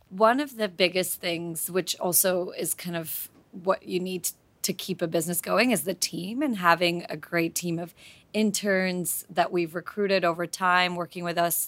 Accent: Slovakia; now in London, United Kingdom; I'm originally from Slovakia, but I lived in London for the last few years before the M B

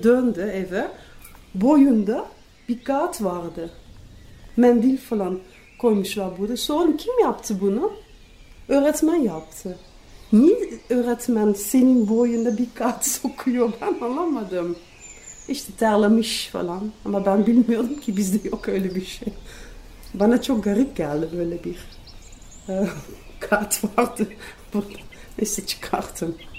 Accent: Netherlands; Turkish is a second language; moved away as an adult; now in Turkey; Hollanda doğumluyum. 23 sene Türkiye'de oturuyorum

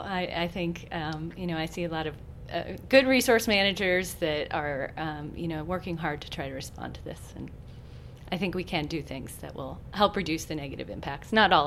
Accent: East Coast, United States; moved away; I come from the East Coast, and so coming out here to the West

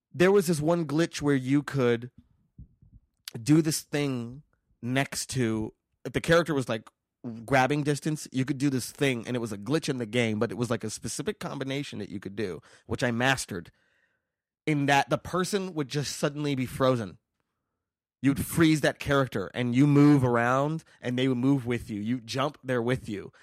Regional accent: Las Vegas, Nevada, United States; moved away; I'm from Vegas

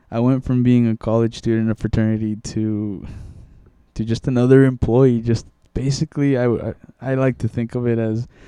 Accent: Mexico; born there; first language Spanish; English is a second language; I was born in Mexico and I always spoke Spanish at home and everything

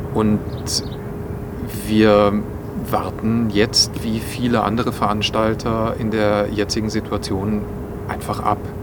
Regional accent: Bonn, North Rhine-Westphalia, Germany; also born or lived in Hamburg; now in Linz, Austria; aus meiner Heimatstadt, nämlich aus Bonn

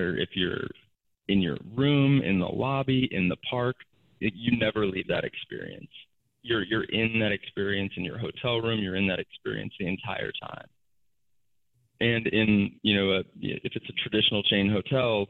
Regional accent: Chicago, Illinois, United States; now in Chattanooga, United States; I'm in Chattanooga, Tennessee right now, and I grew up in Chicago

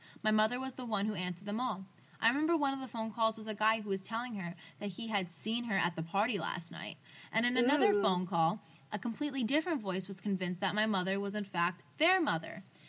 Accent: Woburn, Massachusetts, United States; I grew up in Woburn, Massachusetts, in a house where my grandmother lived with us in her own in-law apartment in the basement.

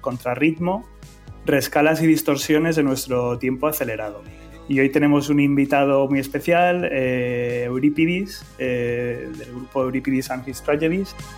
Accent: Madrid, Community of Madrid, Spain; soy de Madrid

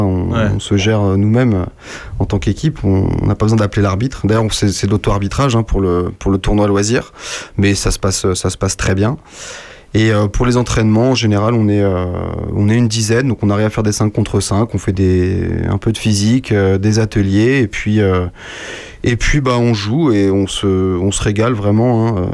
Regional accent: La Garenne-Colombes, Île-de-France, France; À La Garenne-Colombe

